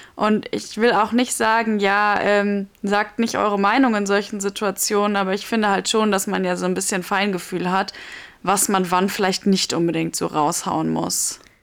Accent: Germany; bei uns in Deutschland

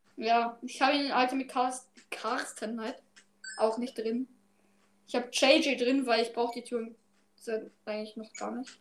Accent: Austria; ich aus Österreich

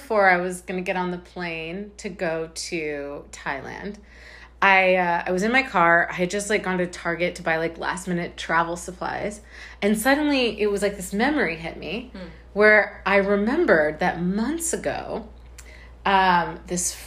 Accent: United States; I'm American.

